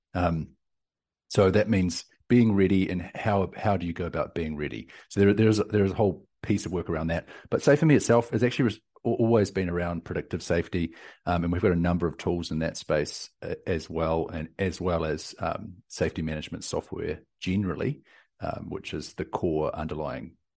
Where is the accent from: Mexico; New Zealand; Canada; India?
New Zealand; now in Austin, United States; I'm from New Zealand, down from the deep south, uh, but currently in Austin, Texas.